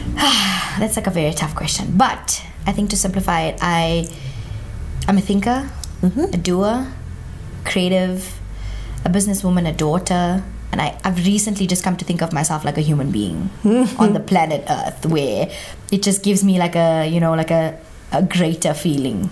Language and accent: English; Johannesburg, Gauteng, South Africa; if I see myself as Indian, South African, I'm just in Johannesburg